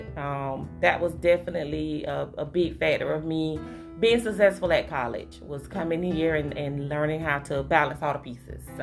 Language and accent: English; Hawthorne, Florida, United States; also born or lived in Tallahassee, Florida; I'm right here from Hawthorne. I went to Shell Elementary. I went to Hawthorne High School before taking that jump over to Tallahassee